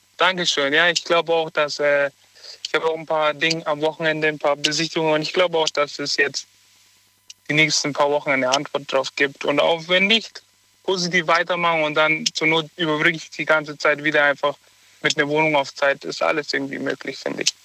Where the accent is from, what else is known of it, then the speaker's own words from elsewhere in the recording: Augsburg, Bavaria, Germany; moved away as an adult; now in Cologne, Germany; in meiner Heimatstadt, ich bin auch in Augsburg geboren